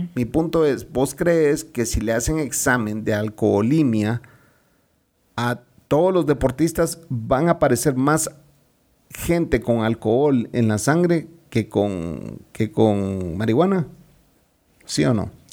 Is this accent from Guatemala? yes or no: yes; Guatemala